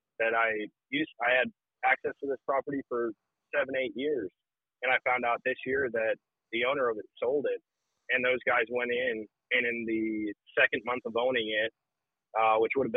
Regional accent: Wisconsin, United States; moved away; growing up in Wisconsin

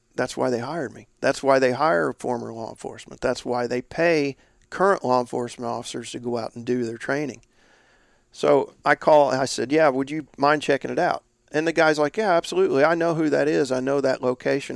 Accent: Indiana, United States; my home state, Indiana

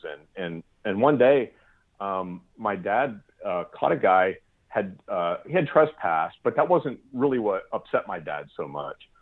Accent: South Central Pennsylvania, United States; moved away as an adult; also born or lived in Pacific Northwest; growing up in Pennsylvania, in uh, South Central Pennsylvania

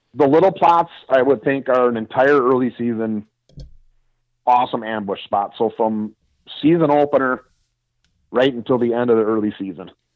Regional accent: Wisconsin, United States; also born or lived in southern Iowa; now in Iowa, United States; I'm from Wisconsin

